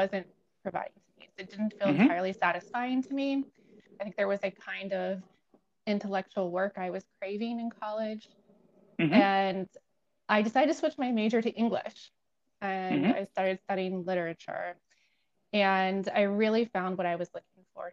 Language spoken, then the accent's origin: English; Ohio, United States; moved away as an adult; also born or lived in Nashville, Tennessee / Lehigh (Pennsylvania); now in Cincinnati, United States; I am originally from Ohio. I grew up in a small rural community, although not near Cincinnati